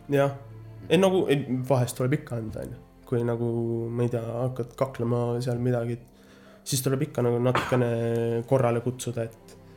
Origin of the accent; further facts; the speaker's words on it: Märjamaa, Rapla County, Estonia; now in United States; sündisin Raplas, aga no kasvanud olen ikkagist Märjamaal